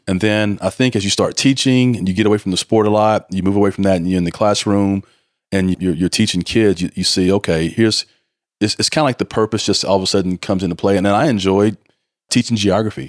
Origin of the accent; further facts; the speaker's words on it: Mineola, Texas, United States; growing up in, in, in an East Texas town, Mineola